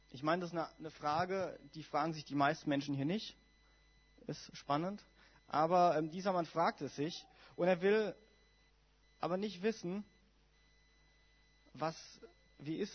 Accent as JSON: {"language": "German", "town": "Heidelberg", "region": "Baden-Württemberg", "country": "Germany", "said": "ich komme ja aus Baden-Württemberg und ich komme aus einer FWG in also Großraum Heidelberg"}